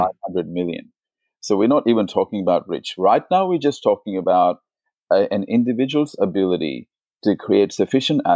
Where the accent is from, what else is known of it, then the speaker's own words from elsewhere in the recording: India; moved away as an adult; now in Australia; I was born in India, and so India is a poor country